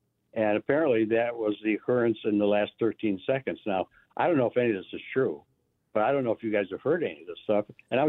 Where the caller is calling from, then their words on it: Livonia, New York, United States; Oh, okay, because I said I was from Livonia, but okay.